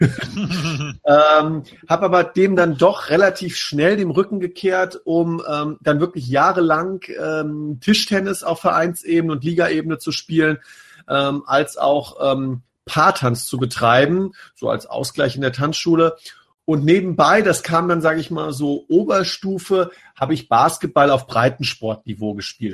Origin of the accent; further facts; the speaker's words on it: Rhine-Main area, Germany; wir kommen ja alle hier aus dem Rhein-Main-Gebiet